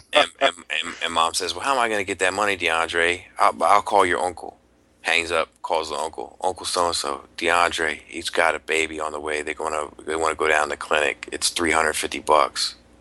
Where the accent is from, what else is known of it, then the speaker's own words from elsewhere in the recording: outside of Baltimore, Maryland, United States; I grew up outside of Baltimore. Like I'm not from the city proper of Baltimore. I grew up outside of Baltimore